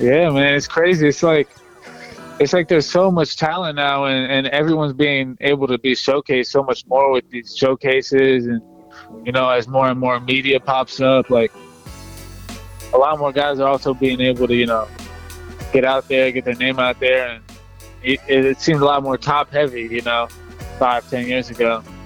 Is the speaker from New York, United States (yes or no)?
no; Atlanta, Georgia, United States; I grew up in Atlanta.